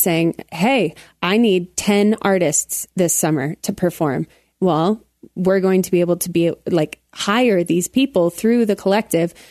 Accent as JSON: {"language": "English", "town": "Colorado Springs", "region": "Colorado", "country": "United States", "tie": "born or raised there", "said": "I grew up in Colorado Springs"}